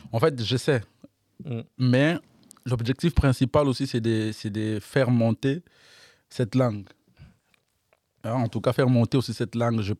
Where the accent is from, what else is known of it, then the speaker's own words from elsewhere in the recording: Kinshasa, DR Congo; Moi, je suis d'un Des Bonhommes.